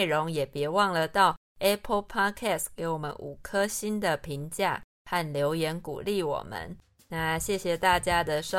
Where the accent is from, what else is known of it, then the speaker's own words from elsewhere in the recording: Taiwan; 身为台湾人